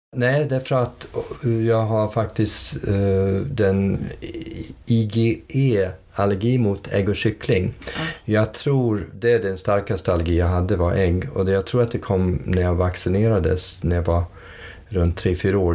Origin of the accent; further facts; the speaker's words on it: United States; moved away as an adult; flyttade vi till USA 58. Och sen växte jag upp i USA under 20 års tid.